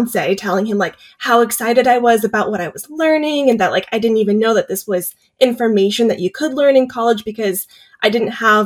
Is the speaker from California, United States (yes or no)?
yes; Davis, California, United States; I grew up in Davis, so I've spent a lot of time exploring campus